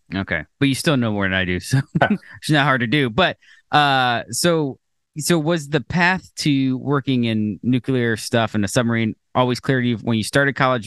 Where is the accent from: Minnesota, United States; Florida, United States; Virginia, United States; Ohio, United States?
Florida, United States; we grew up in Florida